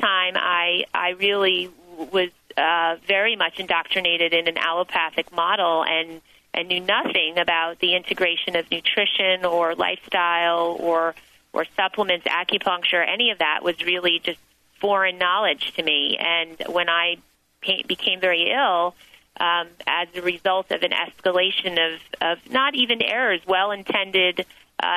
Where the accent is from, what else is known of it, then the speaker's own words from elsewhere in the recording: New Jersey, United States; I did grow up in the state of New Jersey.